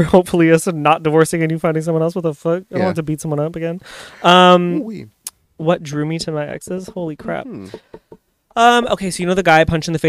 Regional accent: Amherstburg, Ontario, Canada; I'm from Amherstburg. Hello, we don't have those.

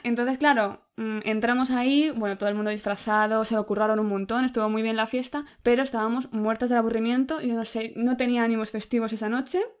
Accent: Spain

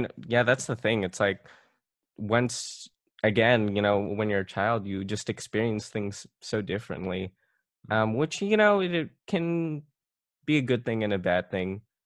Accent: Philippines; I'm Filipino

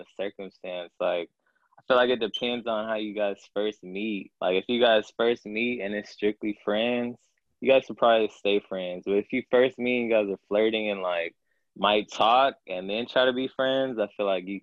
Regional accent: Anaheim, California, United States; I'm 27, and I'm from Anaheim, California

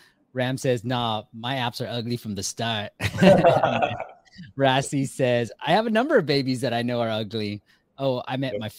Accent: Myanmar; I was born in Burma.

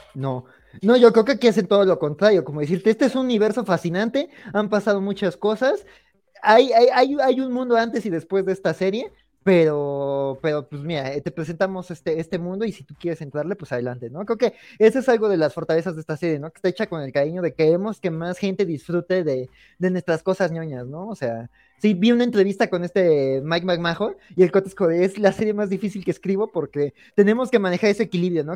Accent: Mexico; nosotros como mexicanos

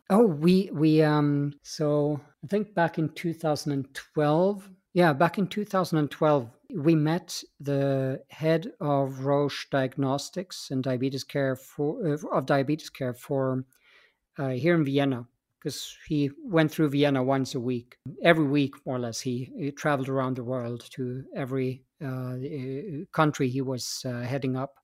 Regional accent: Stockholm, Stockholm County, Sweden; moved away as an adult; also born or lived in Austria; I come from Stockholm, Sweden, uh, born and raised there, and uh, but I left that country when I was uh, 24 years of age

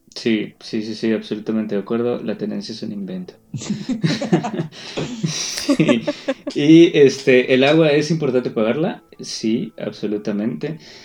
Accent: Yucatán, Mexico; los yucatecos somos un poco xenófobos

